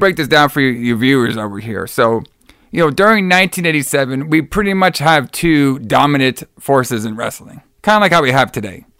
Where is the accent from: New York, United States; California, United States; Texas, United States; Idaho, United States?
Texas, United States; Dallas; from my hometown of Dallas